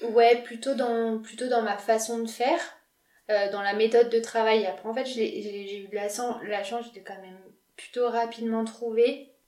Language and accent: French; Lyon, Auvergne-Rhône-Alpes, France; je suis lyonnaise, du coup je suis née à Lyon. Euh, j'ai habité chez mes parents tout mon externat